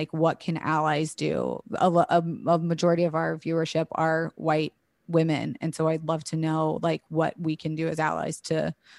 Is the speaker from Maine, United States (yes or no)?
no; Florida, United States; also born or lived in Alabama; I was raised in Florida and then tried to go to college in Alabama, and I quickly ran from that shit.